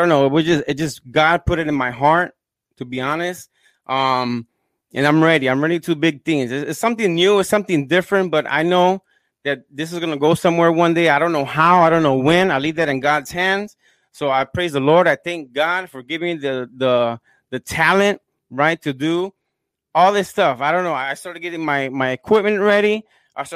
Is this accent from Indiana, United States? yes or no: yes; Gary, Indiana, United States; now in Orlando, United States; from Indiana, my hometown. I was born in Gary, Indiana